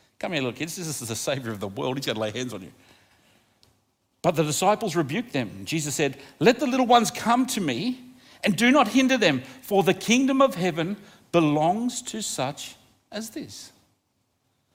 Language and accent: English; Australia; I love being Australian. I think we live in the luckiest country in the world